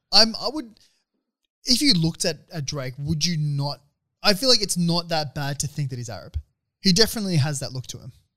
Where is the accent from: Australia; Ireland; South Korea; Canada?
Australia; coming as an Aussie